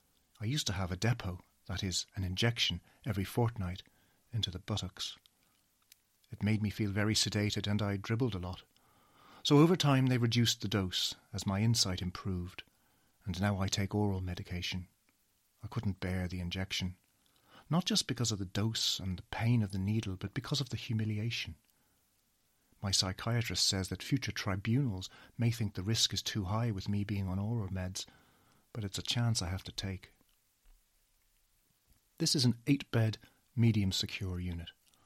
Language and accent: English; Dublin, Leinster, Ireland; now in United Kingdom; I'm 53 years old. I'm originally from Dublin